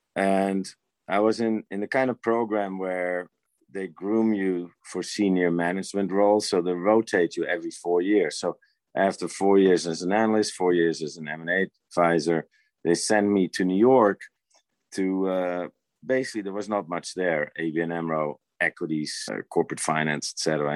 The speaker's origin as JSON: {"language": "English", "country": "Netherlands", "tie": "born or raised there", "moved": "as an adult", "said": "I was born in the Netherlands and born raised there and had my basic education there"}